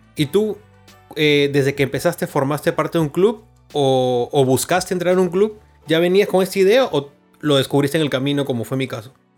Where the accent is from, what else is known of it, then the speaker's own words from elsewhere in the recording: Chiclayo, Lambayeque, Peru; now in Lima, Peru; vengo de Chiclayo